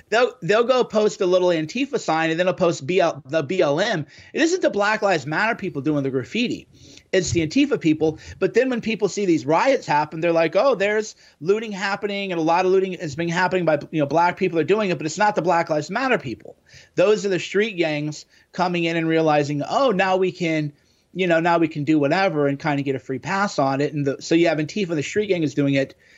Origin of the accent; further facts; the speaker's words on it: Midwest, United States; growing up in the Midwest in the '90s